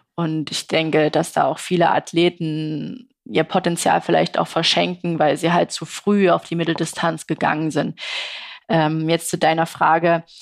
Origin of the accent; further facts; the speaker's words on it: Saxony, Germany; als sächsische Sportlerin